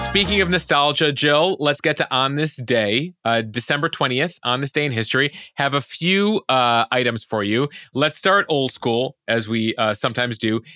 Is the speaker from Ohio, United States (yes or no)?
no; Chicago suburbs, Illinois, United States; growing up in the Chicago suburbs